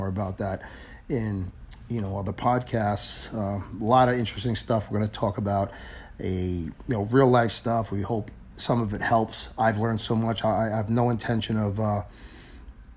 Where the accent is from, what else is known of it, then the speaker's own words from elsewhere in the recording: New York City, New York, United States; moved away as an adult; also born or lived in Manhattan, New York; now in New Jersey, United States; I grew up in Brooklyn, and I lived in the city, and I'm in Jersey